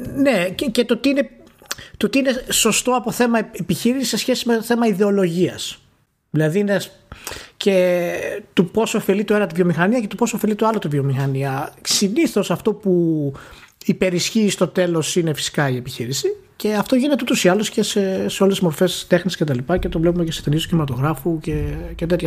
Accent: Greece; ως Έλληνες

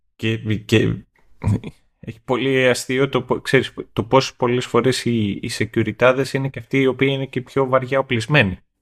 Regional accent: Greece; accent: provincial; moved away; εγώ έχω μια φυσική προφορά όσον αφορά τον τρόπο με τον οποίο μιλάω, είναι που μεγάλωσα στην επαρχία

